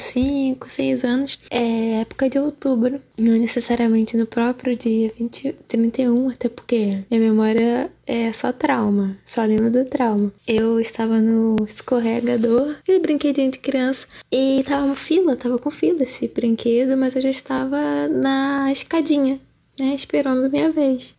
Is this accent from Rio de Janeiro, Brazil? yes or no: yes; Rio de Janeiro, Brazil; sou do Rio de Janeiro, Zona Norte